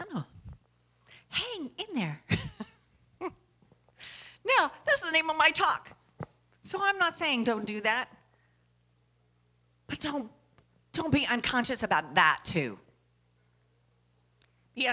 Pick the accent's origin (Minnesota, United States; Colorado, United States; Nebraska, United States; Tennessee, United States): Tennessee, United States; Nashville; when I grew up in Nashville.